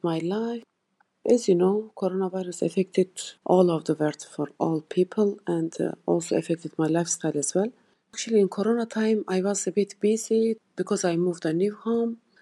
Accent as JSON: {"language": "English", "country": "Turkey", "second_language": "English", "moved": "as an adult", "lives_now": "Leeds, United Kingdom", "said": "I'm from Turkey"}